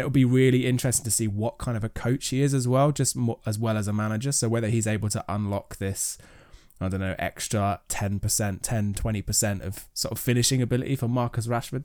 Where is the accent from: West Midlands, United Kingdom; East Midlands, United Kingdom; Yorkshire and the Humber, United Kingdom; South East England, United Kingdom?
South East England, United Kingdom; Kent; I grew up in Kent